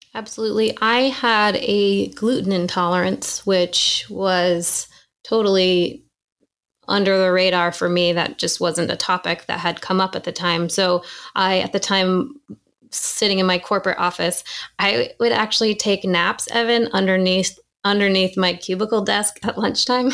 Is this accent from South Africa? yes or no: no; New Hampshire, United States; I grew up in New Hampshire